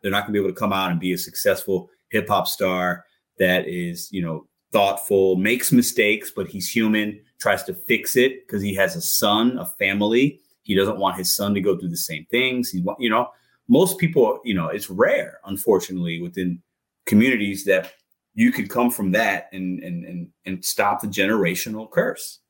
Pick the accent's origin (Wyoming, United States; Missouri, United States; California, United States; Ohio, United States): Missouri, United States; St. Louis; also born or lived in Chicago / New Jersey; I was born in Chicago, man. Like we, I was born in rough area, moved to St. Uh, New Jersey for one year, moved to St. Louis. Most of my life I've been in St. Louis